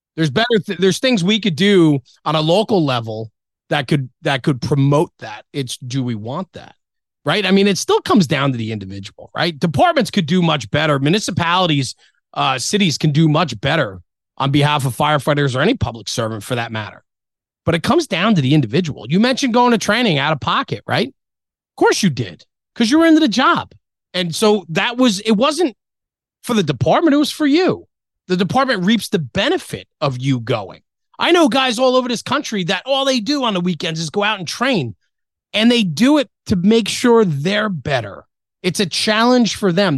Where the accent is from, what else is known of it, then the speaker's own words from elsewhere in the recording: Ridgewood, New Jersey, United States; I was born in Ridgewood, New Jersey